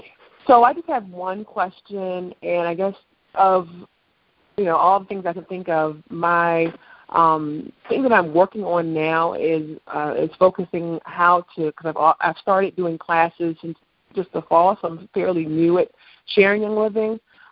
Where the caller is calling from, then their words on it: Washington, District of Columbia, United States; Hi, this is …. I'm from Washington, D.C.